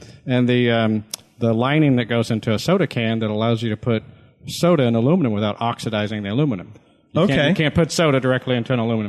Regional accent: Owensboro, Kentucky, United States; it's made in my hometown in Owensboro, Kentucky.

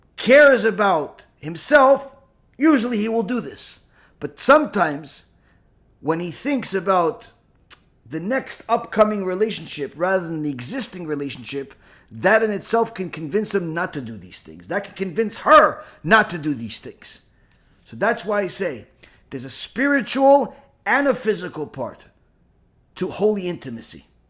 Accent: Israel; I was born in Israel

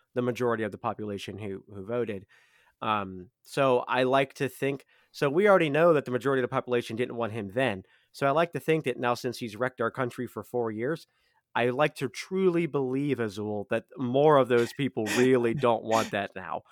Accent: United States; as an American

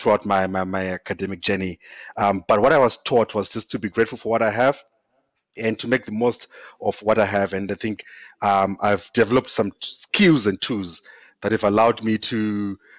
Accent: eastern Zimbabwe, Zimbabwe; I grew up in Zimbabwe, in a small village in the eastern part of Zimbabwe

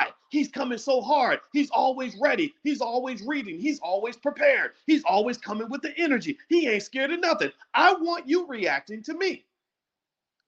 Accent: Louisville, Kentucky, United States; when I was a little boy growing up in Louisville

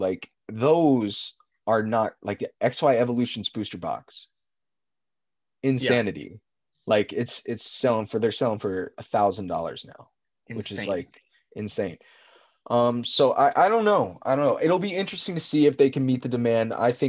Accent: Tennessee, United States; born there; And I was born in Tennessee, by the way.

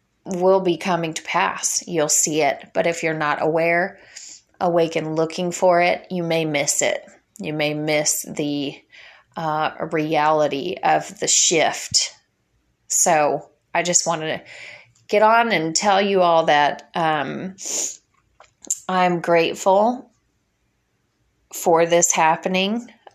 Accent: Illinois, United States; moved away as an adult; I have been fighting for my family in my local area where I grew up in Illinois for many years. I moved away from there at 18 years old when my husband joined the Air Force, and we got stationed in Florida.

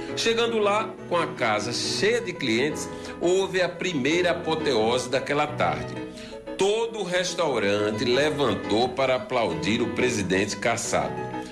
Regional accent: João Pessoa, Paraíba, Brazil; fui nascido e criado aqui em João Pessoa

